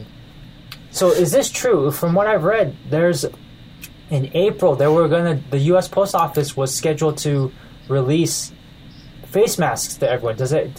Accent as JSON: {"language": "English", "country": "United States", "also_born_or_lived": "Taiwan", "moved": "yes", "said": "As an American"}